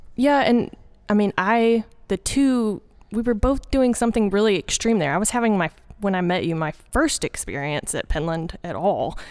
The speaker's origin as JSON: {"language": "English", "region": "Arkansas", "country": "United States", "tie": "born or raised there", "also_born_or_lived": "Little Rock, Arkansas / North Carolina", "accent": "southern, country", "moved": "as an adult"}